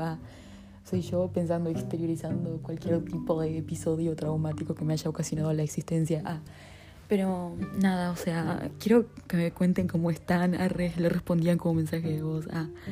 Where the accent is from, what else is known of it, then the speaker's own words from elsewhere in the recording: Uruguay; pero de Uruguay